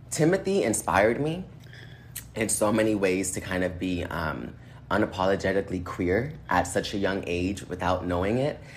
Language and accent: English; Boston, Massachusetts, United States; i am from Boston. I lived in Boston.